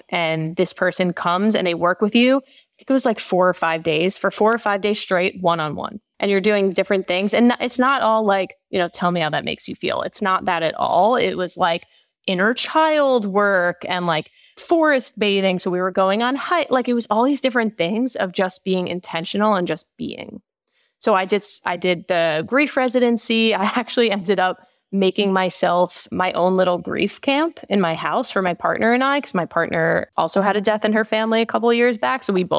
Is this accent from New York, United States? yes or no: yes; New York, United States; So I grew up in Long Island in New York with my mom, my dad, and my brother.